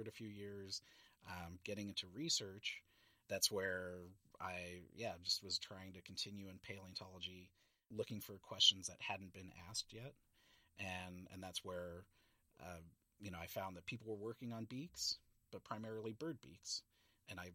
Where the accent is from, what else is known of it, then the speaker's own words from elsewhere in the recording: San Francisco, California, United States; moved away as an adult; also born or lived in Montana; I grew up in San Francisco, visiting the San Francisco Zoo